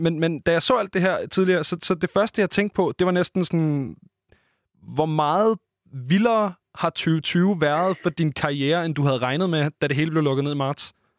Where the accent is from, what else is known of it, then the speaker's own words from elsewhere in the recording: Copenhagen, Capital Region of Denmark, Denmark; som københavner